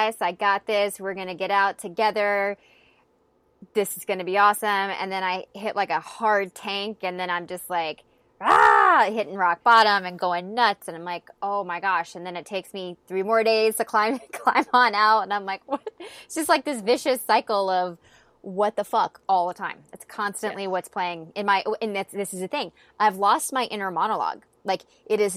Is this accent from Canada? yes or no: no; North Carolina, United States; my town that I live in when growing up in North Carolina